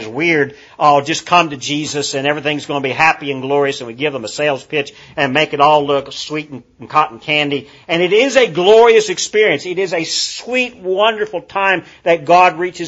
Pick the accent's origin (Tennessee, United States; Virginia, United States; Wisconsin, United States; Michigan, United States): Tennessee, United States; Kingsport; now in Cookeville, United States; Kingsport, Tennessee is my hometown where I grew up